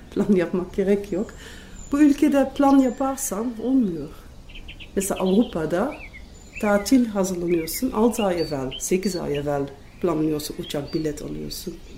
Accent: Netherlands; Turkish is a second language; moved away as an adult; now in Turkey; Hollanda doğumluyum. 23 sene Türkiye'de oturuyorum

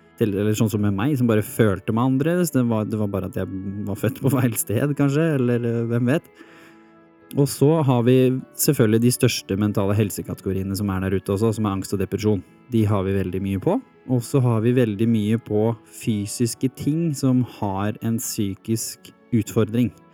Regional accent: Hurum, Viken, Norway; Jeg vokste opp på Hurum

